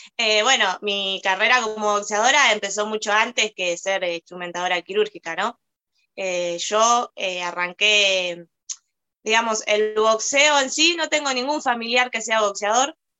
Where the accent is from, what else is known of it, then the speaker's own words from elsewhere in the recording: Argentina; also born or lived in Moreno, Buenos Aires Province; Yo soy argentina, eh, vivo acá en Moreno, estoy radicada en Moreno, en la provincia de Buenos Aires